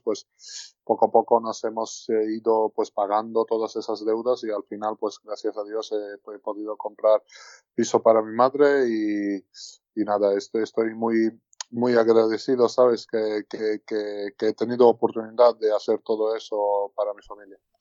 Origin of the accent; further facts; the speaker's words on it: Tbilisi, Georgia; now in Gran Canaria, Spain; el capital de donde somos, bueno, de donde soy yo y, toda, toda mi familia también